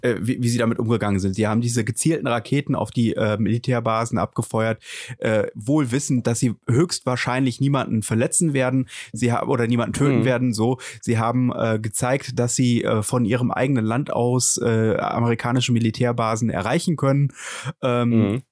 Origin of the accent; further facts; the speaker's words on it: Germany; wir als Deutsche